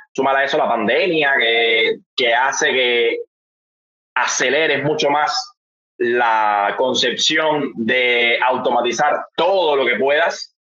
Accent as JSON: {"language": "Spanish", "country": "Cuba", "said": "yo soy un cubano"}